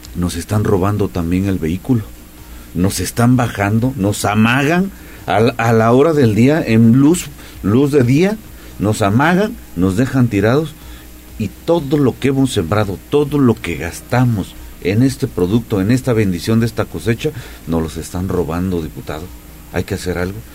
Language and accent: Spanish; Coayuca de Andrade, Puebla, Mexico; Coayuca, mi pueblo